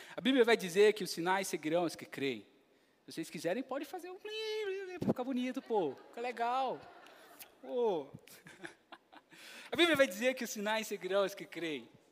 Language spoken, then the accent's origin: Portuguese; Brazil; Quando eu vou lá para a Venezuela, eu continuo sendo brasileiro